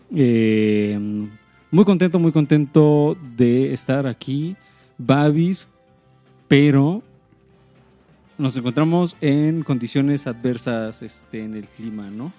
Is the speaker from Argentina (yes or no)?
no; Mexico; nosotros que venimos de México